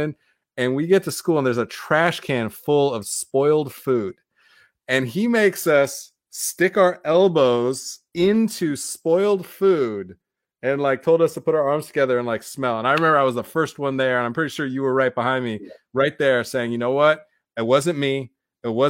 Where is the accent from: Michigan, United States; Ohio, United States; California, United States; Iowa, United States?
Iowa, United States; we came from Iowa